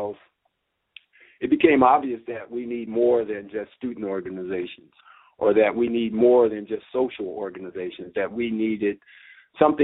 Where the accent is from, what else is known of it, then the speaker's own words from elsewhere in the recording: Los Angeles, California, United States; also born or lived in San Jose; growing up in Los Angeles